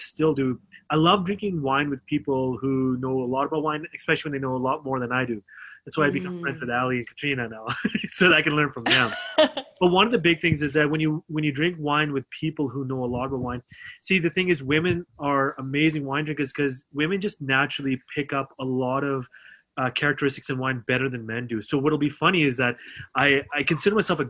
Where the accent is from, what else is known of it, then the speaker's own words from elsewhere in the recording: Canada; I love being Canadian. I'm Mr. Canada